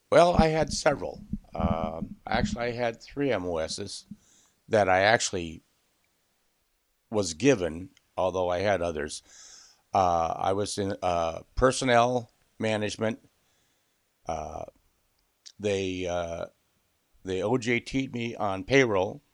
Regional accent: Southern California, United States; being born and raised in Southern California

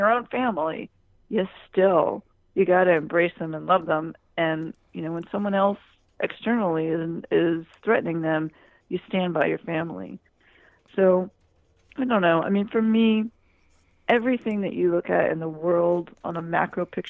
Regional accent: United States

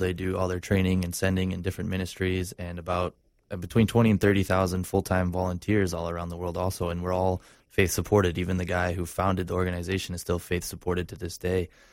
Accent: Stevens Point, Wisconsin, United States; moved away; also born or lived in Orlando; this is up in Wisconsin where I grew up

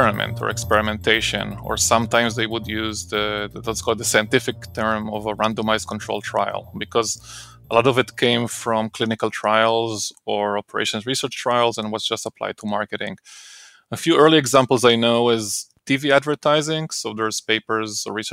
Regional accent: Israel; moved away as an adult; now in United States; I grew up in Israel

